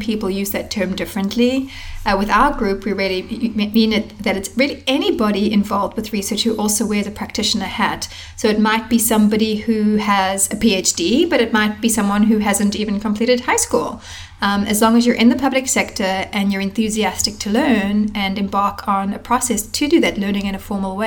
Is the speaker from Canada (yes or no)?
no; South Africa; now in United States; I am originally from South Africa